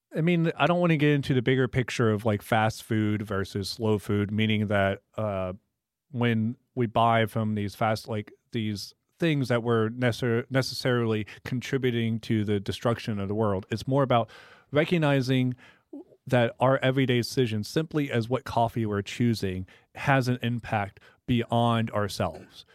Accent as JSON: {"language": "English", "town": "Tomball", "region": "Texas", "country": "United States", "tie": "born or raised there", "said": "I worked at a local coffee shop in my hometown growing up in Tomball, Texas."}